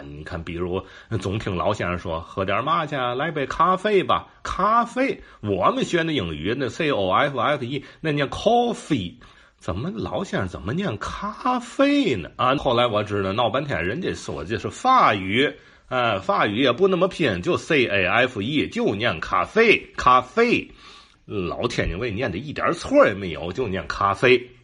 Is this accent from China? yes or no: yes; Tianjin, China; 透露着咱们天津人的这个呃喜爱调侃呐，天津人就爱逗嘛